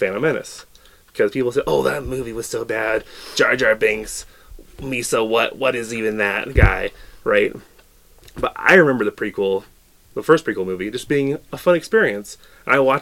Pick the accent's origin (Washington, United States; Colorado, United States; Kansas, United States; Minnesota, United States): Washington, United States; I am from Washington